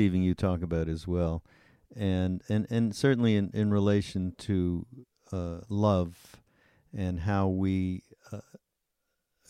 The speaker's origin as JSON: {"language": "English", "country": "Canada", "said": "I'm from Canada"}